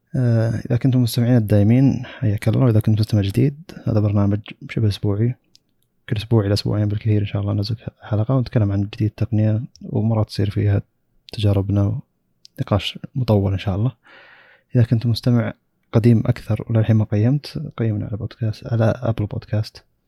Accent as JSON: {"language": "Arabic", "country": "Saudi Arabia", "said": "عندنا في السعودية"}